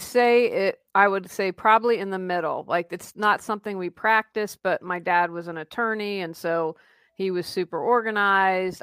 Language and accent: English; Wheeling, West Virginia, United States; moved away as an adult; also born or lived in Raleigh, North Carolina; Wheeling, West Virginia. It's where I grew up, and my husband and I moved back last year